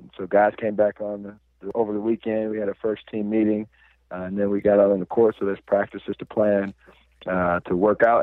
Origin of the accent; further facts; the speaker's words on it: Albion, Michigan, United States; now in Indianapolis, United States; I'm from Michigan, a small town called Albion, Michigan